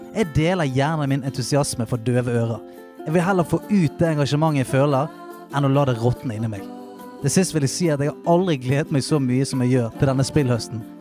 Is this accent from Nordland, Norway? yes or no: no; Bergen, Vestland, Norway; Jeg kommer fra et sted som heter Salhus, litt utenfor Bergen